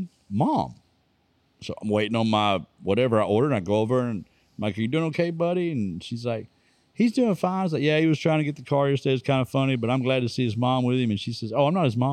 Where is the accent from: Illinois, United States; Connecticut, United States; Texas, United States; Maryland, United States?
Texas, United States; I'm from Texas